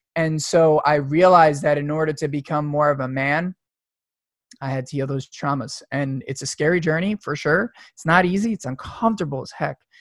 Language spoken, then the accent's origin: English; suburbs of New York, United States; i grew up in the suburbs of new york